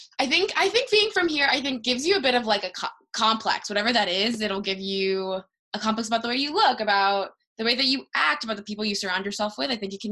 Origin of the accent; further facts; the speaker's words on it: Miami, Florida, United States; So growing up here is a very distinct experience.